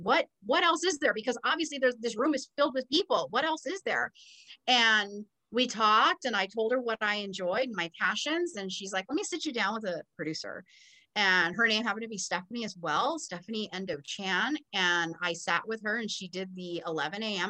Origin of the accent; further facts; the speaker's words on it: Southern California, United States; moved away as an adult; also born or lived in West Texas; growing up in Southern California and attending Cal State Fullerton, I didn't really live far away from home